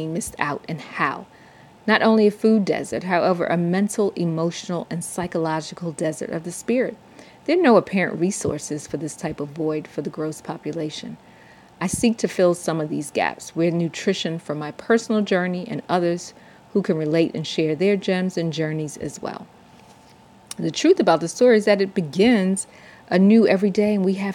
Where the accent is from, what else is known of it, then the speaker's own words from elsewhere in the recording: New York City, New York, United States; now in Atlanta, United States; a native New Yorker born and raised in Brooklyn, living in Atlanta, Georgia for almost 30 years